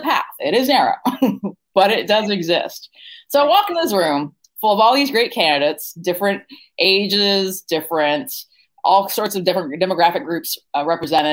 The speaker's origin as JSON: {"language": "English", "region": "Virginia", "country": "United States", "tie": "born or raised there", "said": "my home state, Virginia"}